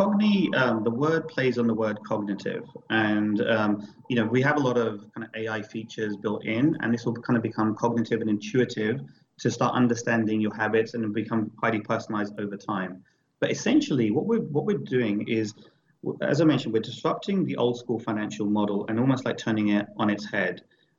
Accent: London, United Kingdom; every single record has history, especially as a DJ growing up in London.

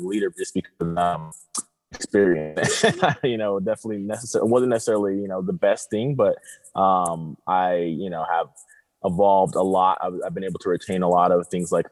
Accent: Riverside, California, United States; also born or lived in Tijuana, Mexico / Rosarito, Mexico; now in San Diego, United States; I'm from Riverside

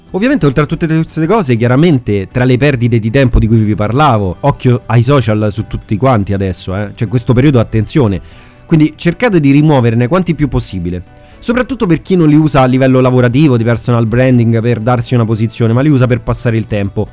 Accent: Rome, Lazio, Italy; io so De Roma

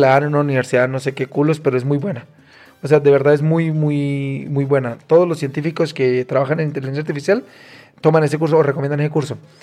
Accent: Cúcuta, Norte de Santander, Colombia; moved away as an adult; now in Mexico; Soy cucuteño

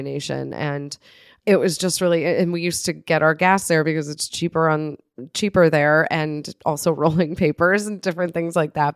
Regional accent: north of Buffalo, New York, United States; moved away; my hometown, which is in It's north of Buffalo, which is not yet Canada

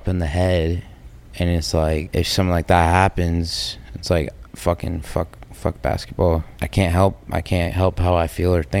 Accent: United States; also born or lived in Miami; Oh, because I'm American.

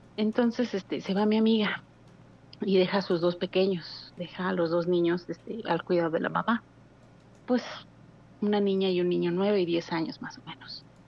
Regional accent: Mexico City, Mexico; now in Hidalgo, Mexico; Soy de la Ciudad de México, pero resido en Hidalgo

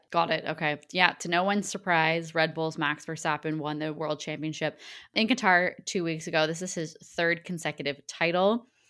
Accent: Canada; accent: Canadian; my Canadian accent

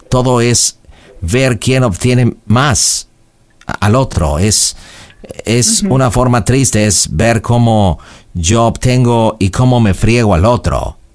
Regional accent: United States; Spanish is a second language; Así somos los americanos, prácticos.

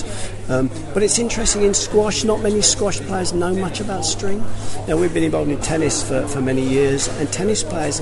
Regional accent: London, United Kingdom; originally from Wimbledon, and I'm in South West London

